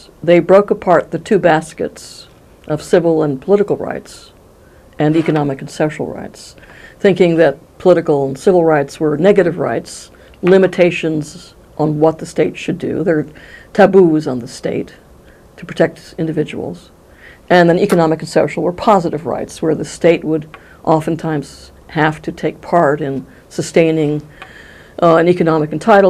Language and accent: English; United States; since I'm an American